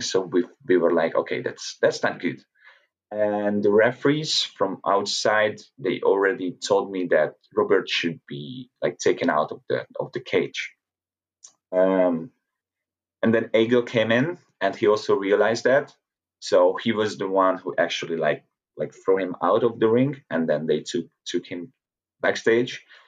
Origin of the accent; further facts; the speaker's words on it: Hungary; to be with these people in my home country